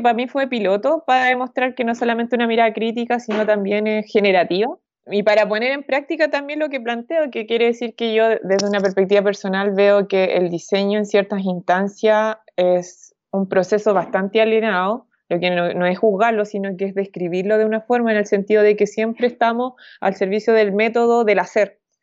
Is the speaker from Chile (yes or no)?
yes; Chile; soy de Chile